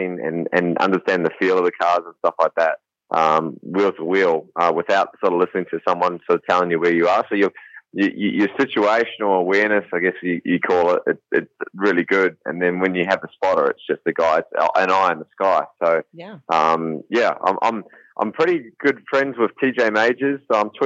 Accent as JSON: {"language": "English", "country": "New Zealand", "tie": "born or raised there", "also_born_or_lived": "Australia", "moved": "as an adult", "lives_now": "United States", "said": "I'm from New Zealand"}